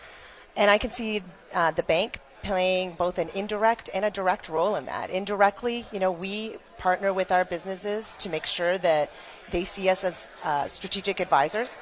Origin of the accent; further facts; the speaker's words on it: Canada; moved away as an adult; now in Michigan, United States; I actually was born and raised in Canada